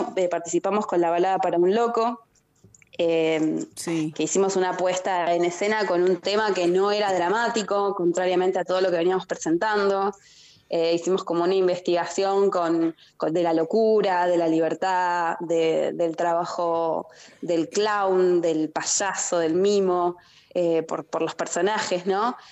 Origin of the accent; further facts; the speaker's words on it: San Miguel, Buenos Aires Province, Argentina; yo soy de San Miguel, de provincia de Buenos Aires